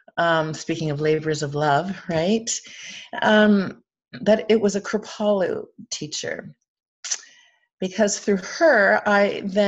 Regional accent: Ireland; But I'm Irish, so my stories can wind

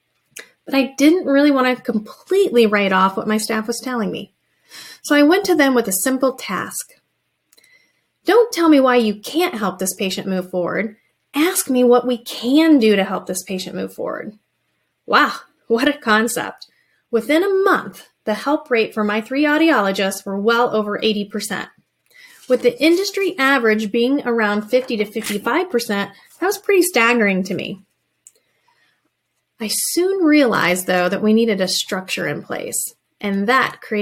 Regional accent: rural Indiana, United States; I picked my hometown

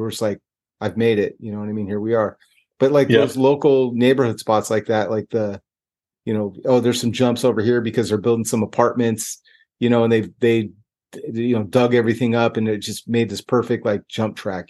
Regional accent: Northern California, United States; growing up in NorCal

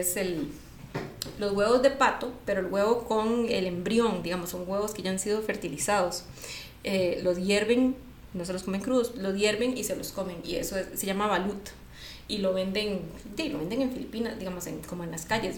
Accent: San José, Costa Rica; yo soy de aquí de San José

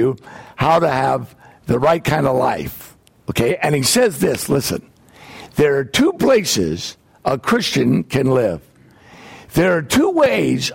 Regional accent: United States; I am from the United States

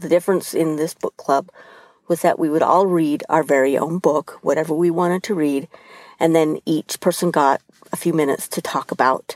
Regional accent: Utah, United States; moved away as an adult; also born or lived in Uruguay / Spain / Netherlands / England; I was born in Uruguay to Uruguayan parents and family. I was raised in Utah.

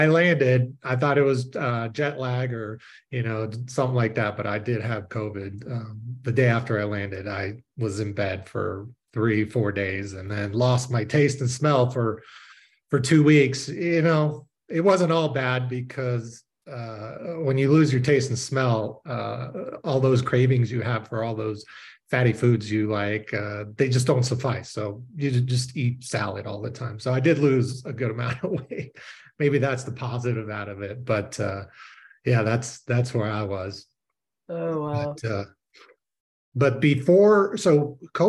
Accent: Southern California, United States; also born or lived in Israel; I was born in Israel and it's pretty chic in Israel. So my parents moved us to California, Southern California when I was five. So I am more American than anything

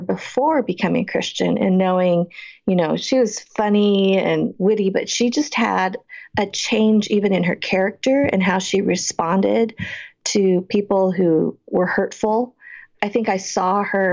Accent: Boulder, Colorado, United States; I grew up in Boulder, Colorado, one of a few, a handful really, of Asian Americans during that time

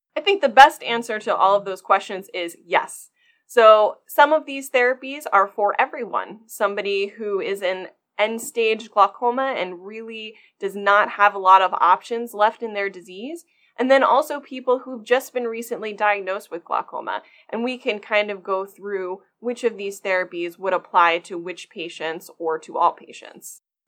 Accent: Maryland, United States; also born or lived in Michigan; I was actually born and raised in Maryland

